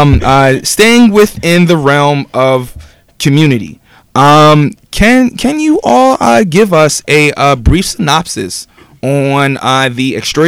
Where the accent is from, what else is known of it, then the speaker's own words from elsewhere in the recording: Lancaster, Pennsylvania, United States; growing up in Lancaster